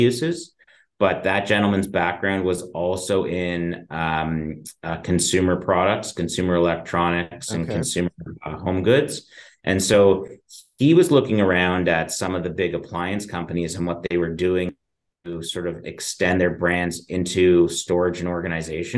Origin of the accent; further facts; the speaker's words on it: just outside of Toronto, Ontario, Canada; I was born and raised just outside of Toronto, just in the suburbs